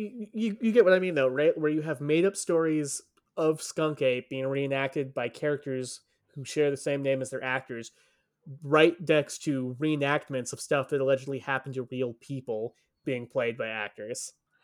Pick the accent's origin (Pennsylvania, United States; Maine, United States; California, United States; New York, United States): California, United States; Hollywood; Yeah, we grew up in Hollywood. We had a film class for our high school.